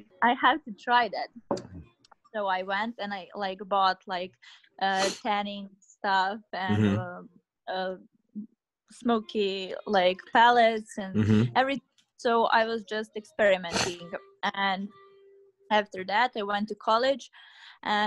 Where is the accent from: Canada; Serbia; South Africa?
Serbia; I'm from Serbia